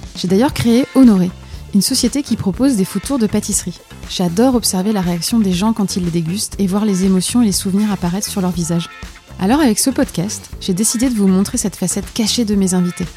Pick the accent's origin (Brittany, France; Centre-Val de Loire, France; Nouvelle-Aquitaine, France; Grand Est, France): Grand Est, France; Lorraine; also born or lived in Nancy; je suis très régionaliste avec la Lorraine